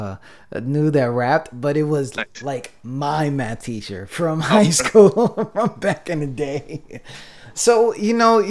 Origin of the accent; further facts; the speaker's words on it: New York, United States; I'm from New York